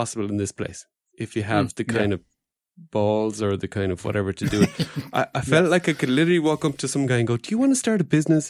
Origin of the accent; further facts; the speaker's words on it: Luxembourg; We're tiny, but there is a big American connection